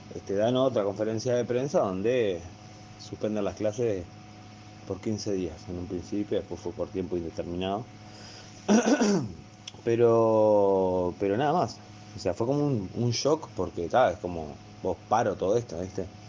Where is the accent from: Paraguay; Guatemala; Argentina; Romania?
Argentina; nosotros somos una provincia argentina, ¿no? Somos chiquititos